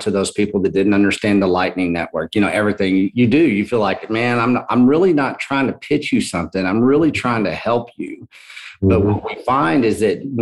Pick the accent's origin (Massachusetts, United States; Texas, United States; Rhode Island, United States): Texas, United States; I'm from Texas